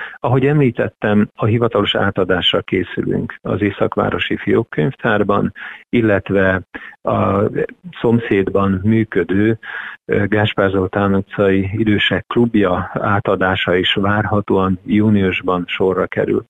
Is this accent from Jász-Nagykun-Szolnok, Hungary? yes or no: yes; Tiszaföldvár, Jász-Nagykun-Szolnok, Hungary; moved away as an adult; now in Szeged, Hungary; Tiszaföldvári születésű vagyok